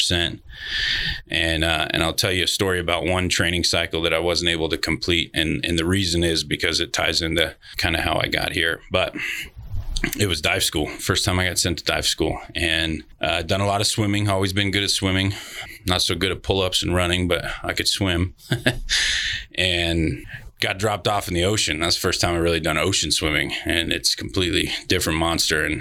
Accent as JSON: {"language": "English", "town": "Elko", "region": "Nevada", "country": "United States", "tie": "born or raised there", "said": "I was born and raised in Elko, Nevada."}